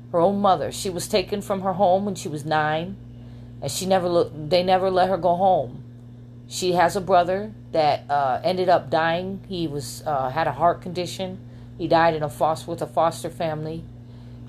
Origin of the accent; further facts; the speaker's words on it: New York City, New York, United States; now in Las Vegas, United States; I am from Queens, New York